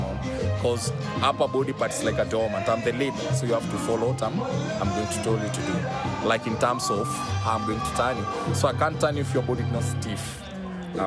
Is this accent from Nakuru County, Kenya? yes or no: yes; Nakuru, Nakuru County, Kenya; I'm born and raised in Nakuru